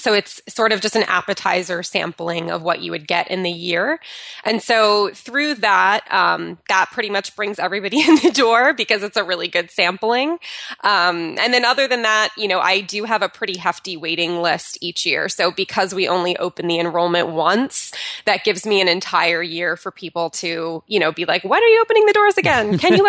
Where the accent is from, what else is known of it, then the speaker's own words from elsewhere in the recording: New Jersey, United States; now in California, United States; in between moving from my hometown of New Jersey to moving out to California, my husband and I lived in an Airstream trailer.